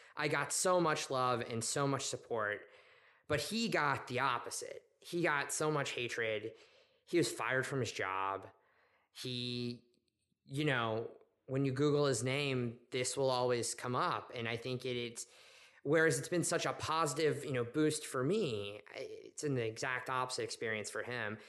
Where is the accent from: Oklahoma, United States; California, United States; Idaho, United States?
Oklahoma, United States; Oklahoma City; moved away as an adult; I grew up in Oklahoma City to a family that was not religious